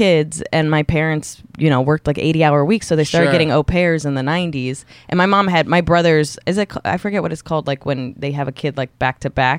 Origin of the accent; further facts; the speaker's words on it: New York City, New York, United States; I'm pretty much a New Yorker